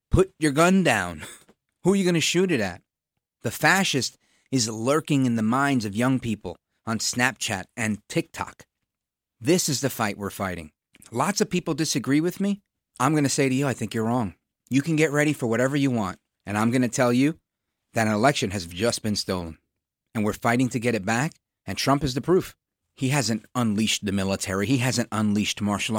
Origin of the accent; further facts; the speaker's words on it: New York City, New York, United States; As a kid growing up in Brooklyn in the eighties